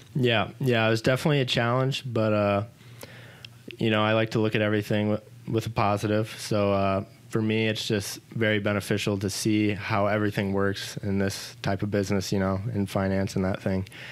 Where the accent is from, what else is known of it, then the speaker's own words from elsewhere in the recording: Pontiac, Illinois, United States; I was born and raised in Pontiac, Illinois